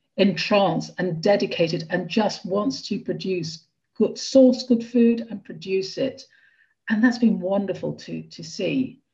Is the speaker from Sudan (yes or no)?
no; Brussels, Brussels-Capital Region, Belgium; now in England; Yeah, I came from Brussels, and Brussels, you eat very, very well.